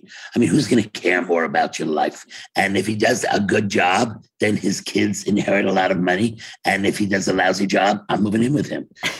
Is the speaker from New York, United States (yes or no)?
yes; Brooklyn, New York, United States; But if there's a meeting, even if he came from LA and I came from Brooklyn, we're always going to be the first ones to show up at a meeting.